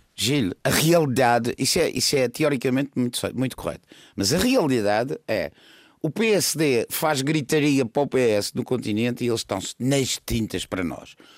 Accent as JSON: {"language": "Portuguese", "region": "Madeira", "country": "Portugal", "said": "eu sou madeirense"}